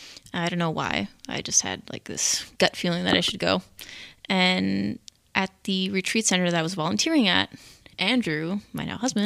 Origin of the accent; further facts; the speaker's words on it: Montreal, Quebec, Canada; moved away; also born or lived in Seattle; And I'm originally from Montreal, but recently moved here from Seattle to marry my now husband.